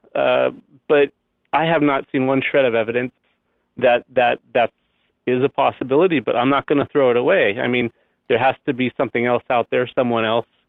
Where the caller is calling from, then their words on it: Temecula, California, United States; I'm calling from Temecula, California